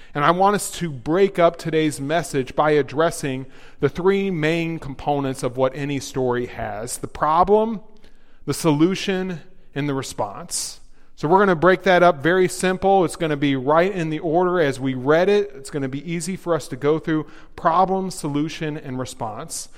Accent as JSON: {"language": "English", "region": "the South", "country": "United States", "moved": "yes", "said": "I'm from the South."}